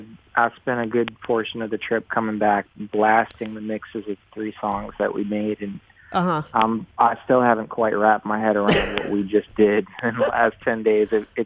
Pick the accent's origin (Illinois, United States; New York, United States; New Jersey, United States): New York, United States; now in Chicago, United States; And I'm a New Yorker.